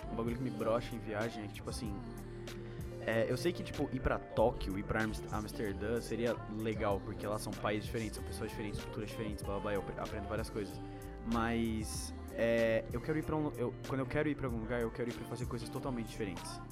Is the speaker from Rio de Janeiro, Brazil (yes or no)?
no; São Paulo, Brazil; a gente é de São Paulo